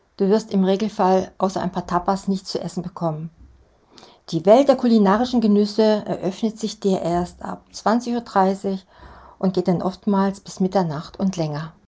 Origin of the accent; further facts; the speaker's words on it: Germany; für uns Deutsche